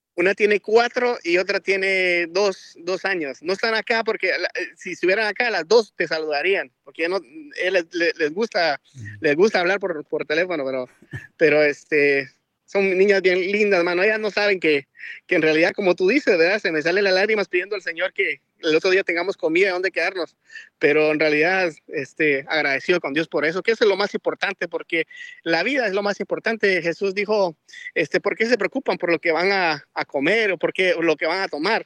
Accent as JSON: {"language": "Spanish", "country": "Guatemala", "also_born_or_lived": "Miami, Florida", "moved": "yes", "lives_now": "South Carolina, United States", "said": "soy de Guatemala. Tenemos más de 20 años acá en Estados Unidos"}